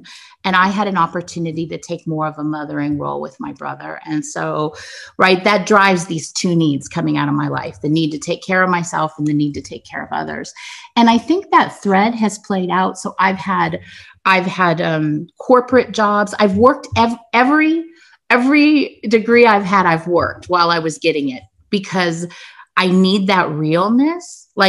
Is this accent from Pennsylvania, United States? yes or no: no; California, United States; born there; So I was born to a young 17-year-old unmarried woman. I was born in 1967 in California during the summer of love